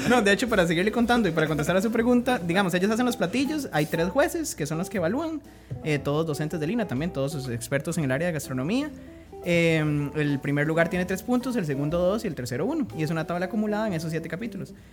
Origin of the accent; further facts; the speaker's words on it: Heredia, Costa Rica; yo soy de Heredia